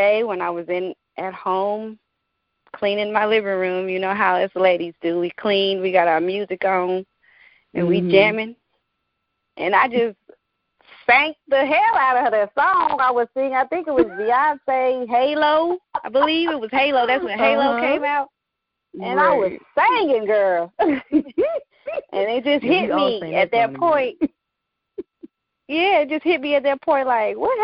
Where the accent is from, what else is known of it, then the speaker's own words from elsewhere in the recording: St. Louis, Missouri, United States; moved away as an adult; also born or lived in Denver, Colorado; now in Georgia, United States; that landed us in St. Louis, Missouri, which is where I actually grew up and made my stomping grounds